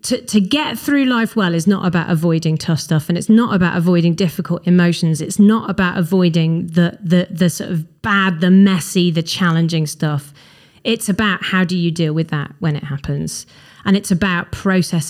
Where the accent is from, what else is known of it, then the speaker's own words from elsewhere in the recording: Wales, United Kingdom; I'm very Welsh